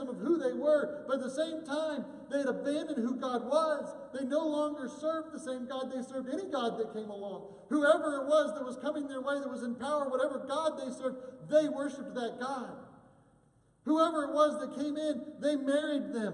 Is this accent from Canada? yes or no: no; United States; as an American Christian